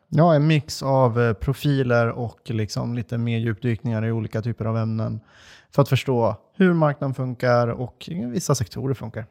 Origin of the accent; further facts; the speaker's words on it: Dalarna County, Sweden; Jag är från Dalarna